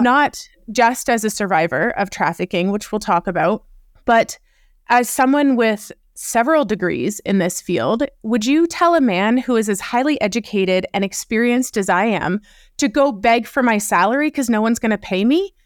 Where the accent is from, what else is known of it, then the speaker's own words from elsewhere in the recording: Canada; also born or lived in Wyoming; I'm Canadian, so I was living in Wyoming when I co-founded Uprising, and then I ended up moving back to Canada.